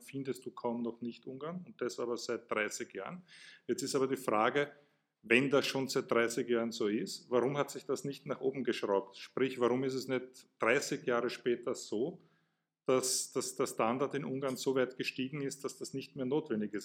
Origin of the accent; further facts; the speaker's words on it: Burgenland, Austria; Ich komme aus dem Burgenland, bin an der Grenze aufgewachsen